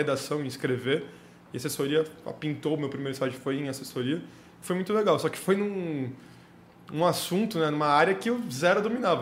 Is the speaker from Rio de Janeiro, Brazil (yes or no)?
no; Santos, São Paulo, Brazil; eu sou de Santos, nascido em Santos. É, morei em Santos até, fazer, até entrar na faculdade